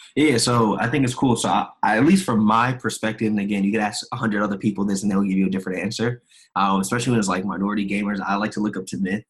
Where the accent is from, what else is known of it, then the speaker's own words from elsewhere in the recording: Maryland, United States; also born or lived in South Carolina; I'm originally from South Carolina, but I grew up in Maryland